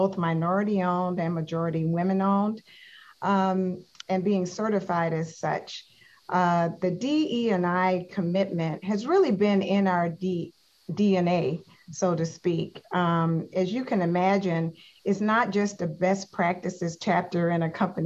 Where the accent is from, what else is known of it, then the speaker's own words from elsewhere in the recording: the South, United States; I'm from the South.